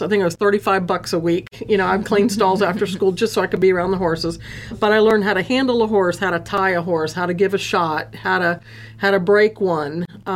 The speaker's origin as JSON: {"language": "English", "town": "Fort Lauderdale", "region": "Florida", "country": "United States", "tie": "born or raised there", "also_born_or_lived": "Ocala, Florida", "said": "I grew up in Fort Lauderdale"}